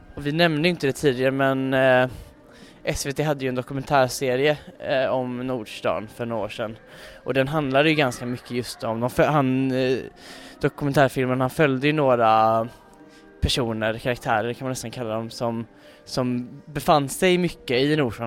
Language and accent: Swedish; Gothenburg, Västra Götaland, Sweden; både jag och Samuel är ju infödda göteborgare